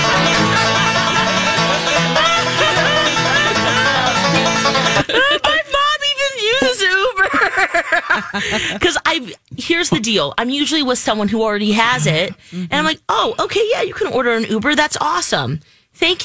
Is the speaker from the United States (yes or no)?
no; Philippines; I'm Filipino